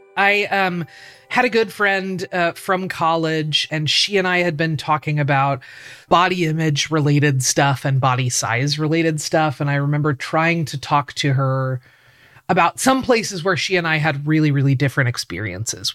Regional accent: Portland, Oregon, United States; I grew up in Portland, Oregon. I still live in Portland, Oregon.

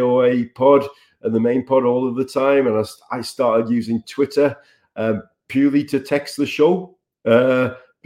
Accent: Sunderland, North East England, United Kingdom; moved away; also born or lived in Dubai; Sunderland, my hometown

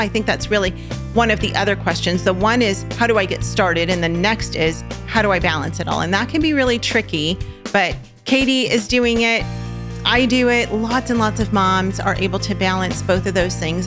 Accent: California, United States; we're from California

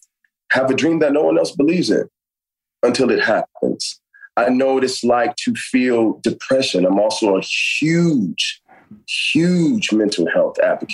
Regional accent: Miami, Florida, United States; now in Los Angeles, United States; I'm a kid that's from the South. I'm from Miami, Florida. I'm from the real Miami, man. I'm from Carroll City.

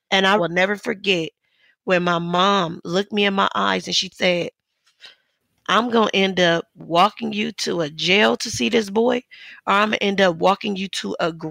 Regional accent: Los Angeles, California, United States; Growing up in South Central LA, my father grew up without his dad.

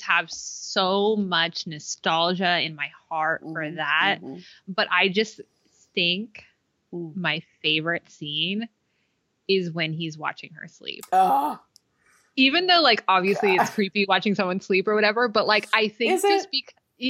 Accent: California, United States; I'm still fifth generation California through her

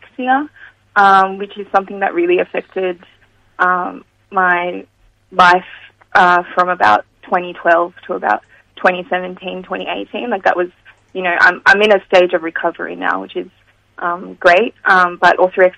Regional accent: Sydney, New South Wales, Australia; I'm from kind of Mount Druitt

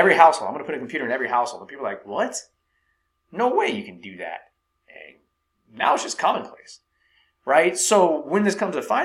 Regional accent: Silicon Valley, California, United States; growing up in Silicon Valley, I met a lot of people that worked at Apple

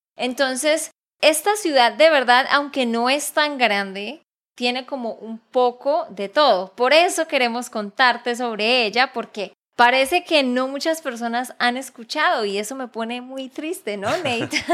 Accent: Bucaramanga, Santander, Colombia; Es mi ciudad de donde yo soy

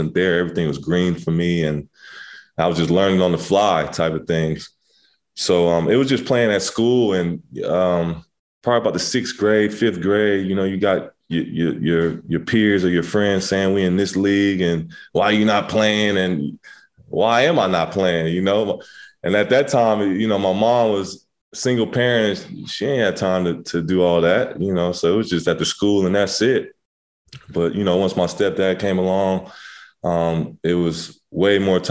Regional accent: Inglewood, California, United States; also born or lived in Crenshaw, Los Angeles / Pasadena / Redondo Beach; I grew up in Inglewood

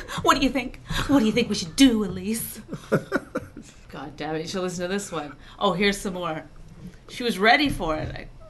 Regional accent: Cold Lake, Alberta, Canada; now in United States; I came from Cold Lake, Alberta, a farm, and I made it all the way to the middle of New Jersey.

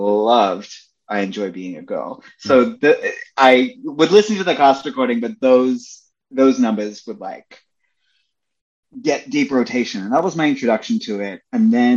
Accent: Melbourne, Victoria, Australia; moved away; I grew up in Melbourne, I grew up in Australia, and I'm mixed race

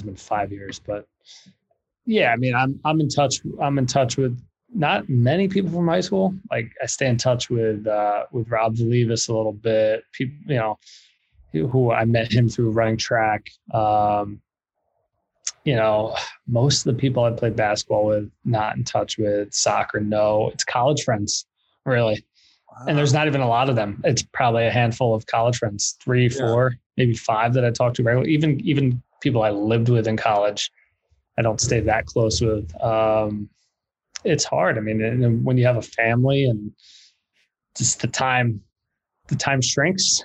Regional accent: Blue Bell, Pennsylvania, United States; moved away as an adult; also born or lived in New York / Dallas, Texas / Orange County, California; now in California, United States; stayed in Philly because I, that's where I grew up, second grade on

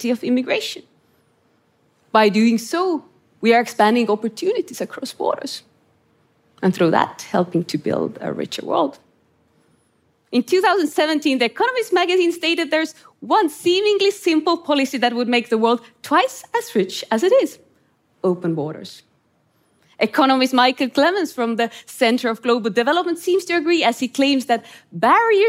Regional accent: Estonia; I grew up in Estonia under Soviet occupation

